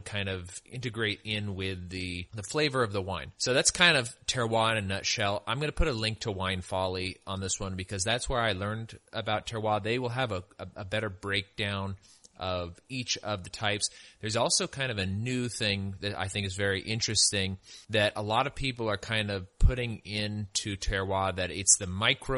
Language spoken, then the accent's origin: English; California, United States; I'm from California, and my family used to go up to Apple Hill and go apple picking all the time.